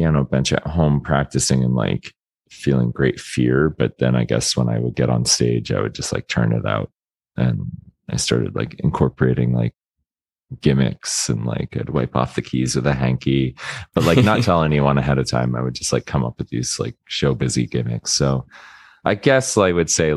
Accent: Florida, United States; moved away as an adult; I grew up in Florida

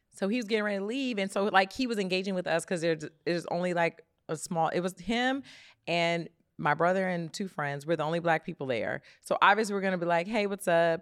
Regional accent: Detroit, Michigan, United States; moved away; I'm from Detroit

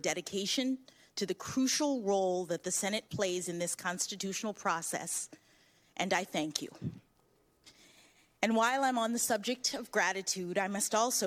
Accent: Washington, District of Columbia, United States; When I was born here in Washington

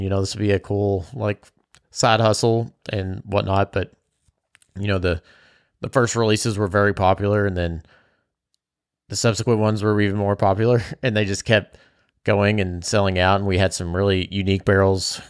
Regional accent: Bardstown, Kentucky, United States; I grew up in Bardstown.

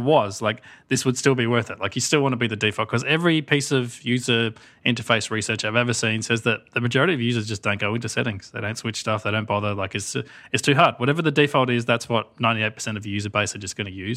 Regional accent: Australia; as an Australian, so as the only non-American here

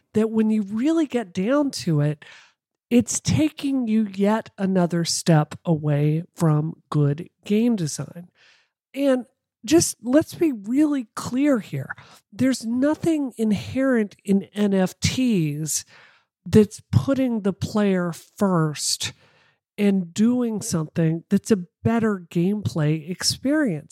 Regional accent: Mississippi, United States; I come from Mississippi

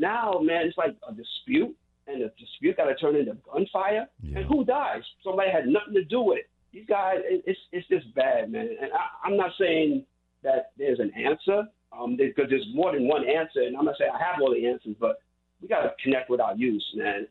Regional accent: New York City, New York, United States; I grew up in Queens, Jamaica, Queens

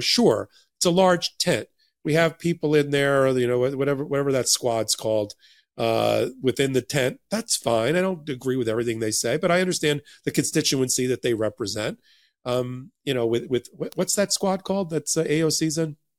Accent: United States; I grew up in New Jersey and New York during the exact same periods

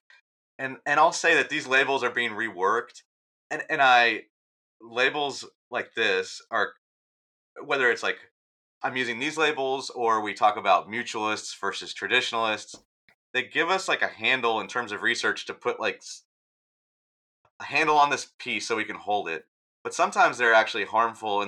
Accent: Texas, United States; the people I grew up with in Texas

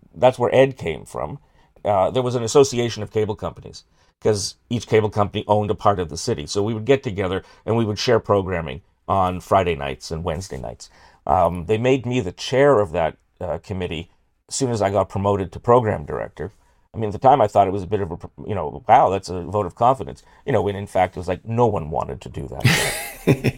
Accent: Toronto, Ontario, Canada; grew up in, uh, North York by Newtonbrook

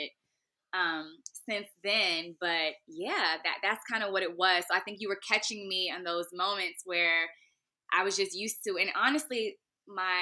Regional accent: Raleigh, North Carolina, United States; also born or lived in Washington, District of Columbia, United States / Bowie, Maryland; I was raised in North Carolina

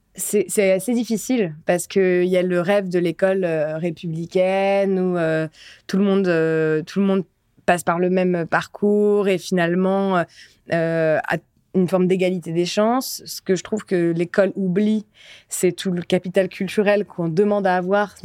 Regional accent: France; je suis quand même la première génération à être née en France, mes parents sont pas nés en France

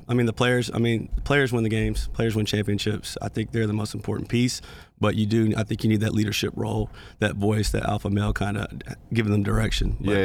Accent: Brownwood, Texas, United States; I grew up in Brownwood, Texas, small town, like 20,000 people.

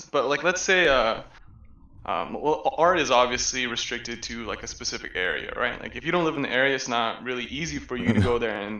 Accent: Southern California, United States; My parents are from Taiwan, but I was born in SoCal. I grew up mostly in this, like really Asian city.

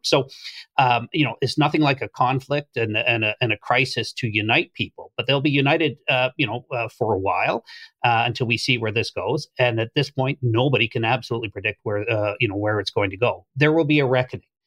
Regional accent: Canada; any Canadian of my age

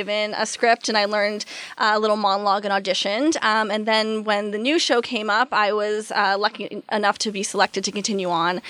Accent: Peterborough, Ontario, Canada; born or raised there

